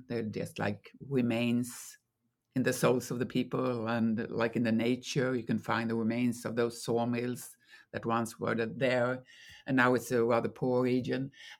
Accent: Malmö, Skåne, Sweden; born there; now in Stockholm, Sweden; I mean, I'm from everywhere in Sweden. I was born in Malmö, as you say, but I live in Stockholm now

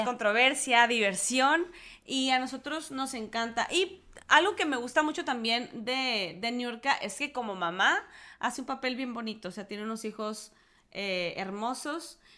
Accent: Mexico; somos mexicanas y estamos orgullosas

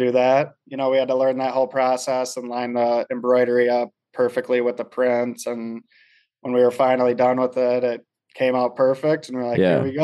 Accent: Wisconsin, United States; now in New York, United States; we're all from Wisconsin

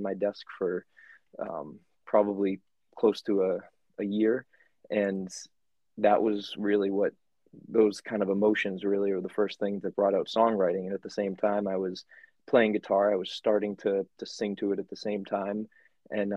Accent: Rowley, Massachusetts, United States; also born or lived in Dracut, Massachusetts / Connecticut; the small town part in Rowley, right next to Ipswich. And so I grew up there, been in Massachusetts my whole life.

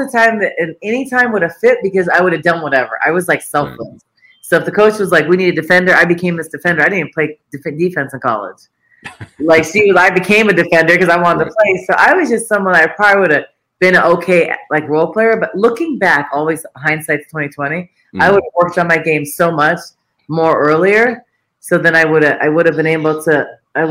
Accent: United States; I'm American

